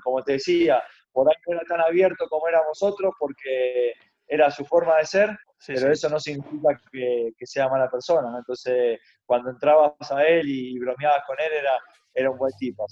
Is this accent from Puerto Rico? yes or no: no; Argentina; moved away as an adult; also born or lived in Almería, Spain / Mexico / Paraguay / Ecuador; now in Peru; por más que venga de Argentina